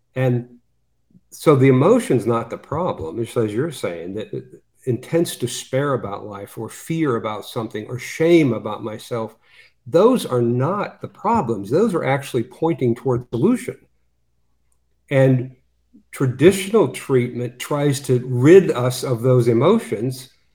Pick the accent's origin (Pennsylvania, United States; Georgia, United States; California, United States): Pennsylvania, United States; Western; I grew up in Western Pennsylvania